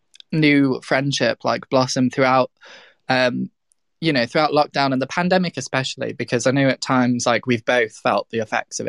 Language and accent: English; Midlands, United Kingdom; also born or lived in South of England / North of England; I was born in the South, like raised in the Midlands, and then lived in the North because I went to uni.